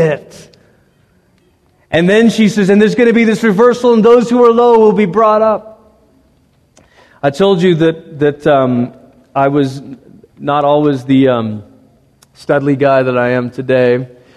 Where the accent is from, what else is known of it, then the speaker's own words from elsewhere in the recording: United States; as American Christians